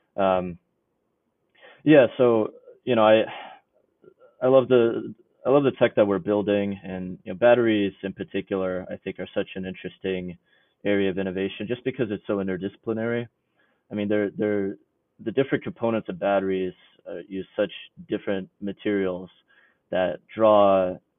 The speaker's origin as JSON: {"language": "English", "town": "New York City", "region": "New York", "country": "United States", "tie": "born or raised there", "moved": "as an adult", "lives_now": "Illinois, United States", "said": "I grew up actually in the New York City area"}